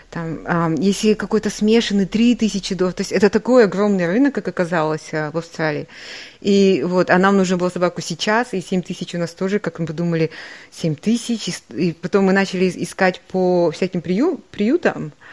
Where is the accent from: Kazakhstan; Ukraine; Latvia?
Kazakhstan; moved away; я такая холоднокровная казашка